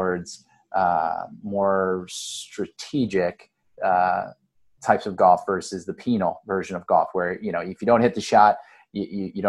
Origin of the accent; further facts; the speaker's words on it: Akron, Ohio, United States; growing up in Akron